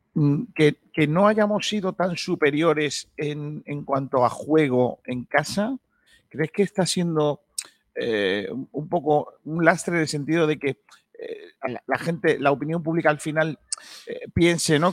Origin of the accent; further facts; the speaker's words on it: Rincón de la Victoria, Andalusia, Spain; la cueva del tesoro de Rincón de la Victoria. Ojo, cuidado, que así es mi pueblo